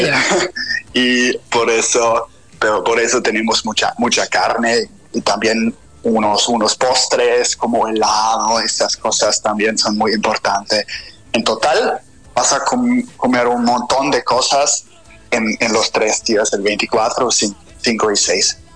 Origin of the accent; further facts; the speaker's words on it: Bavaria, Germany; Spanish is a second language; now in Hamburg, Germany; originalmente soy del sur de, Alemania y eh, la región se llama Bavaria